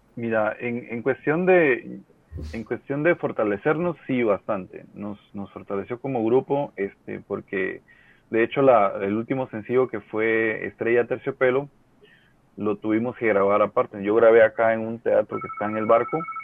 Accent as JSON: {"language": "Spanish", "country": "Guatemala", "said": "todos somos guatemaltecos"}